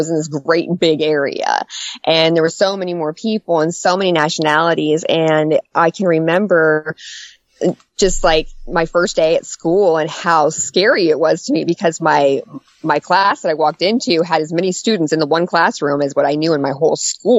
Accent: Albuquerque, New Mexico, United States; also born or lived in Wyoming / Idaho / Kansas; And then he came back, and we got stationed in Albuquerque, New Mexico for eight years.

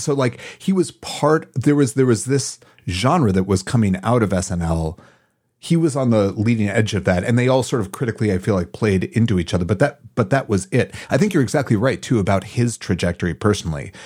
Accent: Madison, United States; moved away as an adult; I grew up in Madison

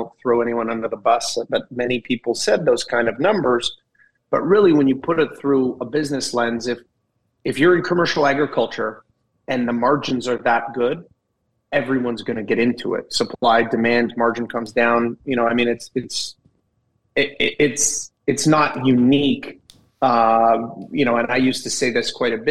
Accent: Kelowna, British Columbia, Canada; growing up in Kelowna

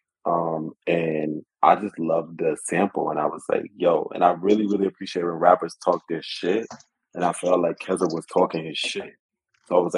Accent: Florida, United States; I am a rapper from Florida, but in my deepest of my heart, I'm from New York

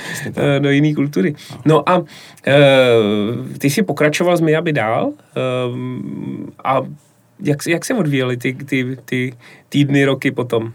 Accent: Plzeň, Plzeň Region, Czechia; jako Plzeňák

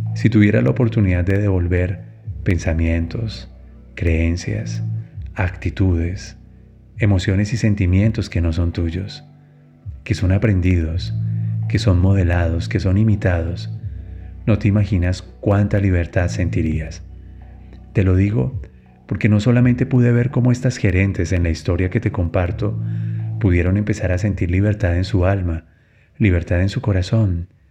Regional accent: Colombia; en mi país, en Colombia

